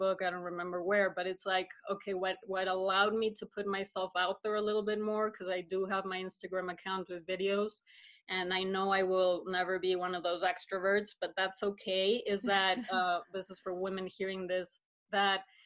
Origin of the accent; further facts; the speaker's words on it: Mexico City, Mexico; now in Colorado, United States; I was born and raised in Mexico City, and I moved to the States 15 years ago